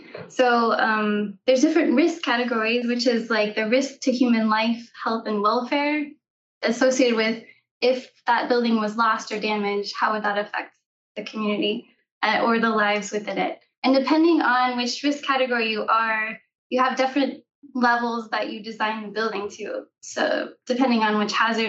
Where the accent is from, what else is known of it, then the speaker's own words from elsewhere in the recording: Oklahoma, United States; I grew up in Oklahoma